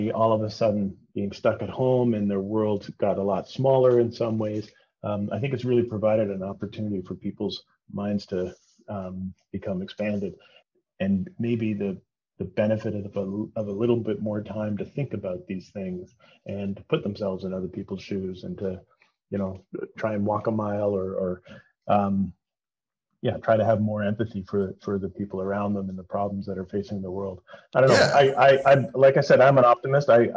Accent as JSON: {"language": "English", "town": "Toronto", "region": "Ontario", "country": "Canada", "tie": "born or raised there", "said": "I'm born and raised in Toronto. I've lived here almost my whole life"}